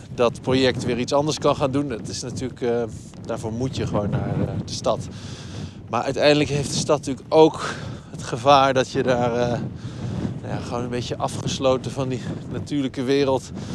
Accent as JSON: {"language": "Dutch", "area": "Twente", "region": "Overijssel", "country": "Netherlands", "tie": "born or raised there", "moved": "yes", "said": "ik ben opgegroeid in Twente op het platteland"}